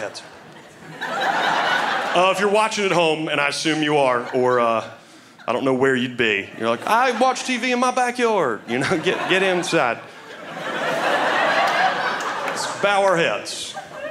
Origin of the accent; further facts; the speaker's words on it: Germany; accent: German; my German accent.